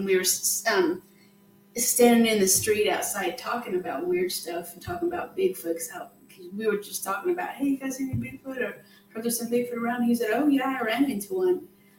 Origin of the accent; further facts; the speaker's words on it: Wyoming, United States; when I was younger, I was raised in Wyoming in the Tetons and stuff